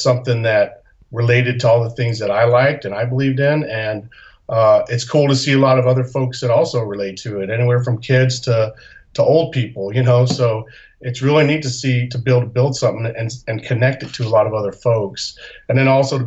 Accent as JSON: {"language": "English", "town": "Salt Lake City", "region": "Utah", "country": "United States", "tie": "born or raised there", "also_born_or_lived": "Rome, Italy", "moved": "as an adult", "said": "I grew up in Salt Lake City, Utah"}